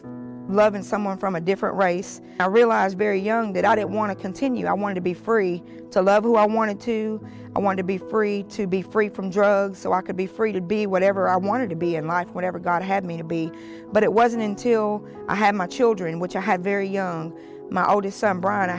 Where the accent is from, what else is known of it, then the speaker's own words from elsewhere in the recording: Montgomery, Alabama, United States; now in Jacksonville, United States; from Montgomery, Alabama, but I live here in Jacksonville